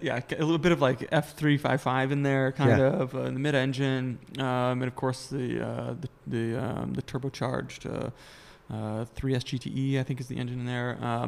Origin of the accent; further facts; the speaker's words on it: Madison, Wisconsin, United States; So we're in Chicago. I am actually from Wisconsin, southern Wisconsin, Madison. So I was born and raised just outside of Madison.